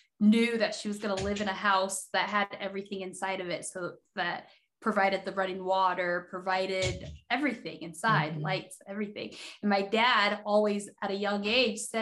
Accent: Nampa, Idaho, United States; English is a second language; also born or lived in Haiti; I am originally from Haiti. We moved to the States when I was 6 years old, moved to Nampa, Idaho, out of all places

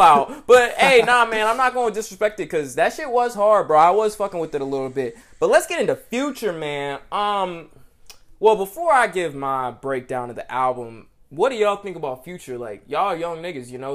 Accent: Atlanta, Georgia, United States; I'm Atlanta, Georgia

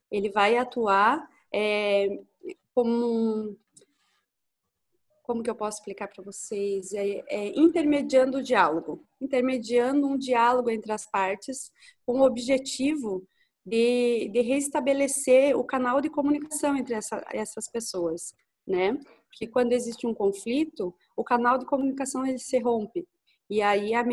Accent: Lages, Santa Catarina, Brazil; eu sou a …, sou de Lages também.

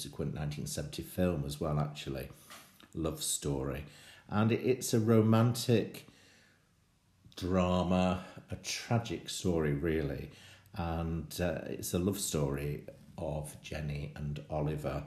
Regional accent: Bolton, North West England, United Kingdom; Bolton Octagon, my hometown

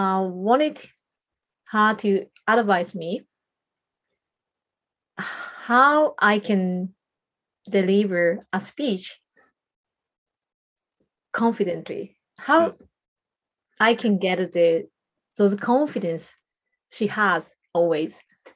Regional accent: Japan; first language Japanese; English is a second language; So Japanese is my mother tongue, and I think it's quite different.

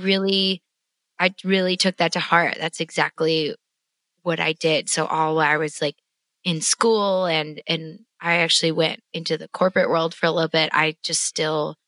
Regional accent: Wisconsin, United States; moved away as an adult; also born or lived in Florida; now in Nashville, United States; I was actually born in Wisconsin. Well, I was born in Florida, but we moved 2 weeks after that to Wisconsin. So I'm a Scotty girl

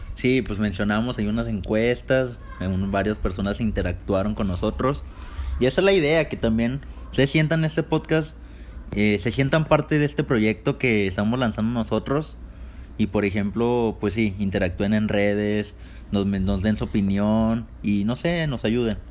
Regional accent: Torreón, Coahuila, Mexico; nosotros somos de Torreón, Coahuila, del norte de este bello país

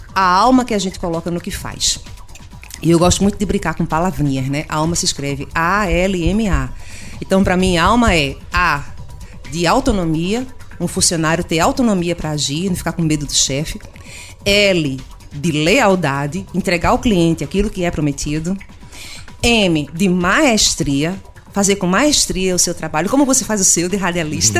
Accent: Pernambuco, Brazil; eu sou pernambucana da região

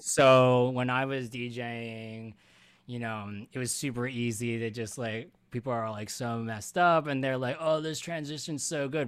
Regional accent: Philadelphia, Pennsylvania, United States; Philly boy over here

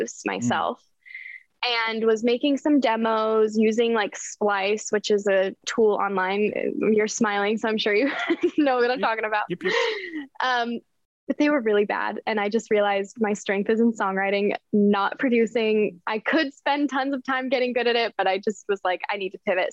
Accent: Denver, Colorado, United States; moved away as an adult; also born or lived in Lehi, Utah; now in Los Angeles, United States; I grew up in Denver. I lived in Utah for a little bit and then moved here

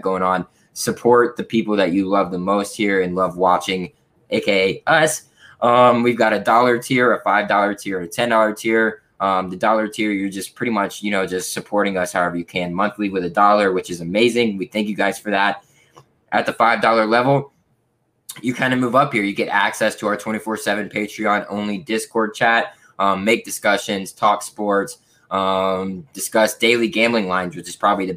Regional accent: Florida, United States; I am from Florida. I live in Florida

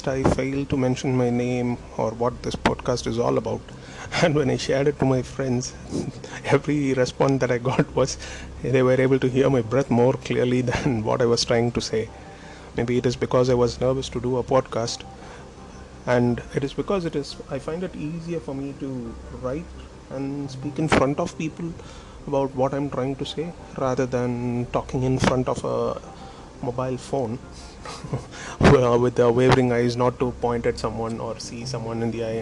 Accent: Tamil Nadu, India; my country is India. I'm from India, and I'm from the southern part of the nation called Tamil Nadu.

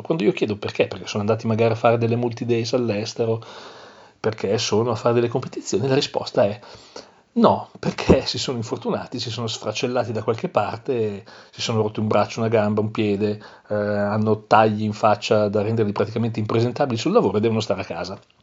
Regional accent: Milan, Lombardy, Italy; io sono di Milano

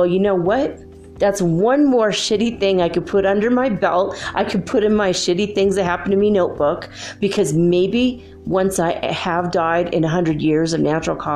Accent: Paradise, California, United States; my hometown burned to the ground.

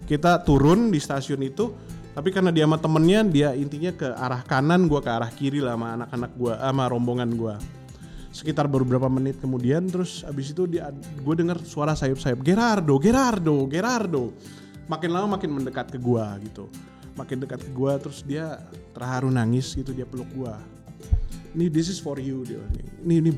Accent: Indonesia; eh where you come from? Dari mana gitu kan? Uh, eh, gue dari Indonesia.

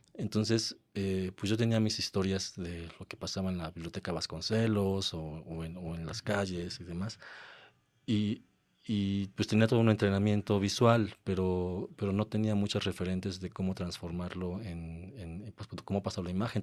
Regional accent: Mexico; moved away as an adult; also born or lived in London / Mexico City; cuando volví a México. Después de, después de estar en Londres unos años

